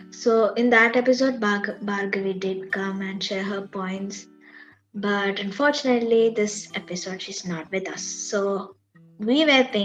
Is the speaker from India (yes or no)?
yes; India; moved away; I was born in India.